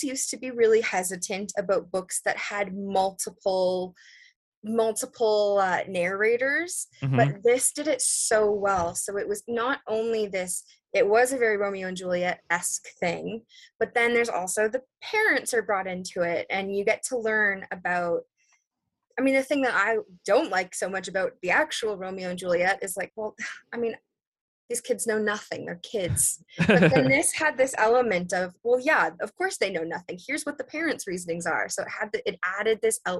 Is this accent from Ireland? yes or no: no; London, Ontario, Canada; also born or lived in United Kingdom; I am from Canada, from a city called London